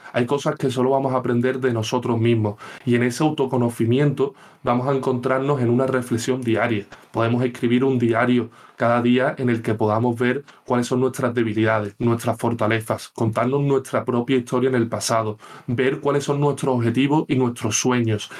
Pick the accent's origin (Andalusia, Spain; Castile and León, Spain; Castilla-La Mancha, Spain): Andalusia, Spain; Seville; soy de Sevilla